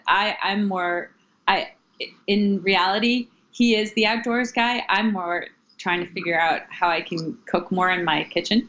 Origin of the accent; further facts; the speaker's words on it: Ohio, United States; moved away as an adult; also born or lived in New York City; now in Maine, United States; I am originally from Ohio and I moved to New York after college